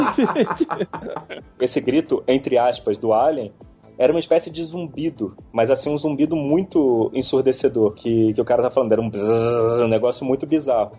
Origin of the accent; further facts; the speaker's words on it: Brazil; moved away; como bom brasileiro